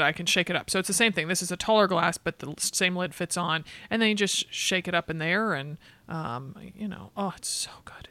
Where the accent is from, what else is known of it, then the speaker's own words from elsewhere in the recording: Connecticut, United States; moved away; also born or lived in California / Boston; I grew up in Connecticut